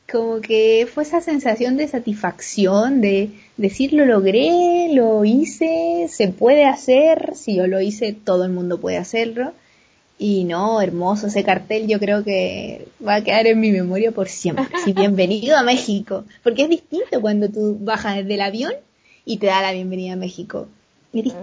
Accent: Valparaíso, Chile; moved away; Nací pues, y, toda mi vida fue en Valparaíso. no solo el Cerro Placeres, sino que estudié en un liceo de la Avenida Argentina.

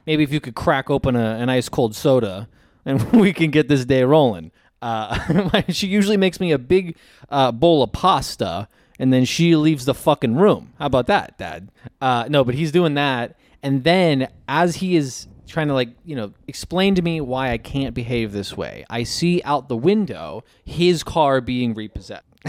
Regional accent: New York, United States; I'm from New York as well

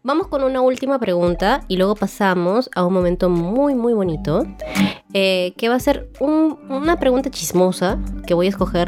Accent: Cajamarca, Peru; now in Trujillo, Peru; Nací en Cajamarca, pero vivo en Trujillo ahorita

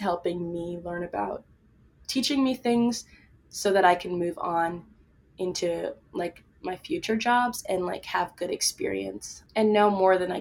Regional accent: East Coast, United States; I'm from the East Coast

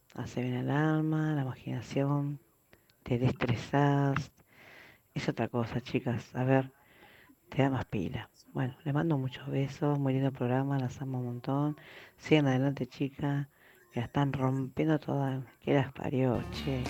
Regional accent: San Miguel, Buenos Aires Province, Argentina; soy de San Miguel

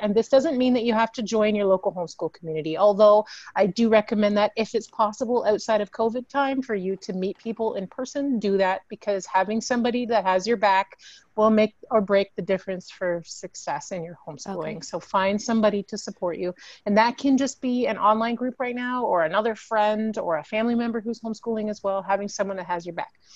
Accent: Canada; as Canadians, we have this really interesting melange of like different measurements

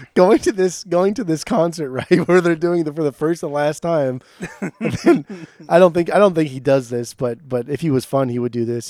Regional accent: Southern California, United States; also born or lived in Portland; growing up in Southern California

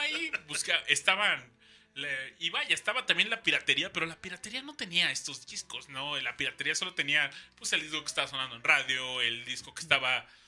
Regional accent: Mexico City, Mexico; como buen defeño

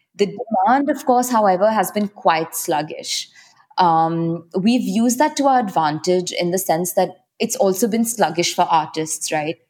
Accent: Mumbai, Maharashtra, India; I'm born and raised in Mumbai

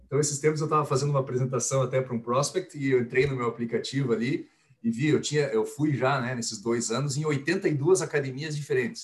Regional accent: Curitiba, Paraná, Brazil; eu sou nascido e criado em Curitiba, então sou curitibano, paranaense.

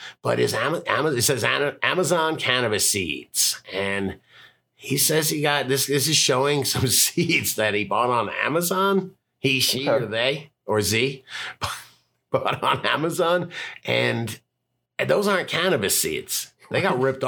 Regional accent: South Florida, United States; I'm from South Florida

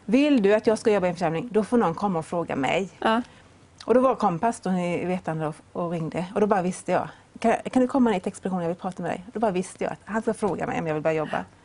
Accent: Vetlanda, Jönköping County, Sweden; also born or lived in Öland; Jag var på ett möte hemma i Vetlanda

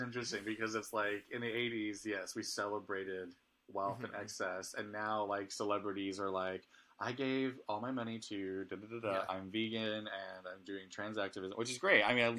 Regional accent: Southern California, United States; I grew up in Southern California

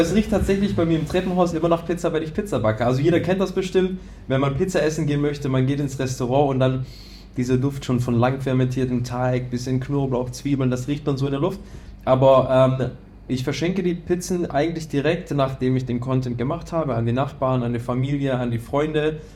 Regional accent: near Schwäbisch Hall, Baden-Württemberg, Germany; ich komme ja ähm, aus dem Süden, aus in der Nähe von Schwäbisch Hall

